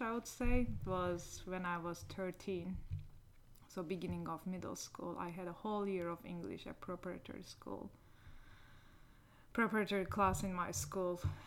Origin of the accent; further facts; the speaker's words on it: Niksar, Tokat, Turkey; English is a second language; moved away as an adult; also born or lived in Ankara, Turkey / California, United States; we moved to my hometown, Niksar